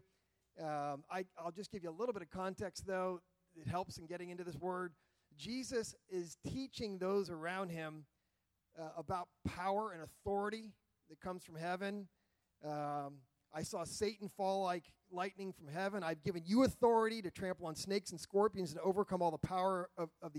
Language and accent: English; United States; I'm an American fifth.